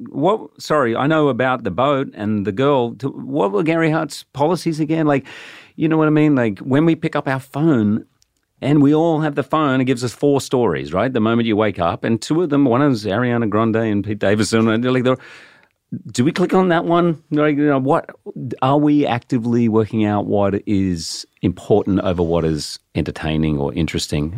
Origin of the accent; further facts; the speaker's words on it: Australia; I'm actually Australian